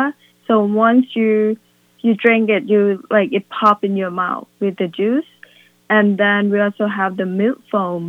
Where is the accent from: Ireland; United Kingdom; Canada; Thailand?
Thailand; moved away as an adult; now in Willimantic, United States; We are from Thailand